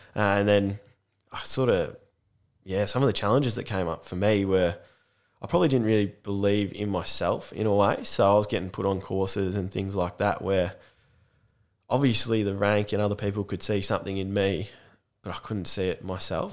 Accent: Warragul, Victoria, Australia; I grew up here in Warrigal, it's the main town

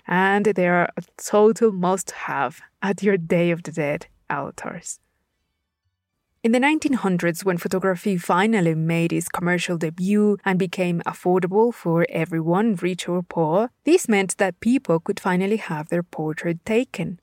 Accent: Puebla, Mexico; my home state of Puebla

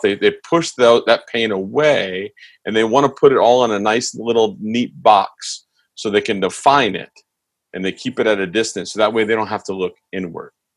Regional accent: East Coast, United States; moved away; I grew up on the East Coast

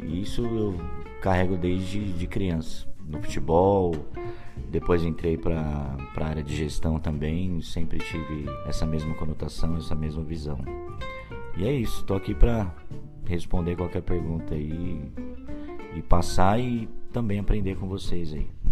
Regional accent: Brazil; eu sou brasileiro

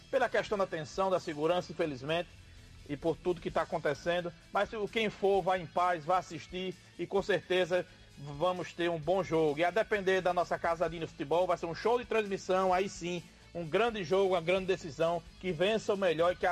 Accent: Northeast Region, Brazil; Como bom nordestino

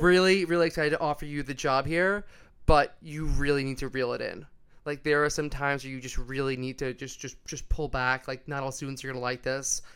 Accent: New York, United States; moved away as an adult; also born or lived in Long Island; now in Sydney, Australia; I'm from New York

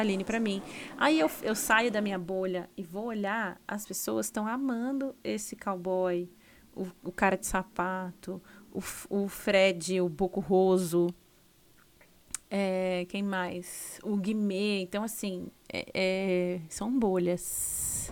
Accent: Osasco, São Paulo, Brazil; eu também sou de Osasco

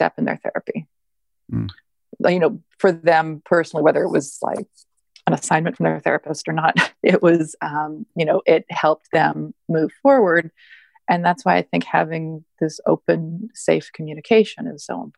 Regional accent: Canada; moved away as an adult; also born or lived in Toronto / the South (US); now in United States; I grew up in Canada and I now live in the South.

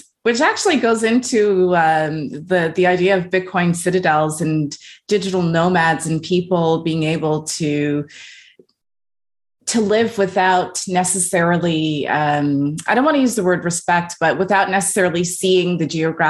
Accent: Canada; moved away as an adult; now in Switzerland; immigrated from Trinidad and Tobago to Canada before I was born. I was born and raised in Canada. I went to Trinidad when I was a baby, and I did like all my schooling and stuff in Canada.

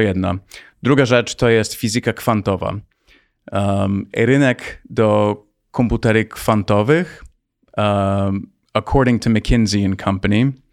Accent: United States; moved away as an adult; also born or lived in Poland / Palo Alto, California; now in Warsaw, Poland; urodziłem się w Polsce. Miałem 9 miesięcy, jak wyjechałem do Stanów i wróciłem 3 lata temu

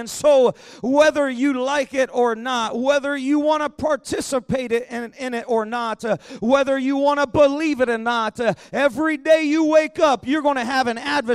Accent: Pittsburgh, Pennsylvania, United States; moved away; I was born in Pittsburgh, Pennsylvania

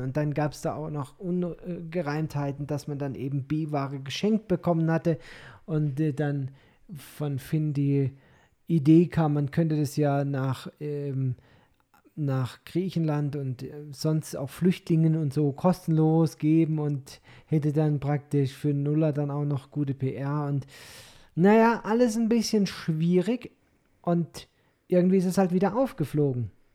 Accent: Germany; als Deutscher

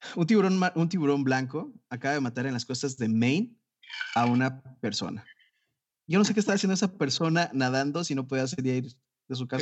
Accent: Jalisco, Mexico; aquí en mi tierra, Jalisco

